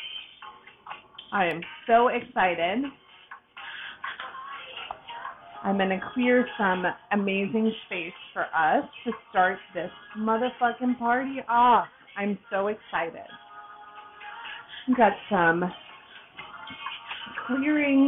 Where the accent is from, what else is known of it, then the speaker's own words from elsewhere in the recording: Boston, Massachusetts, United States; now in Tampa, United States; I was born and raised in Boston, Massachusetts, right on the outskirts, and I moved down to Tampa, Florida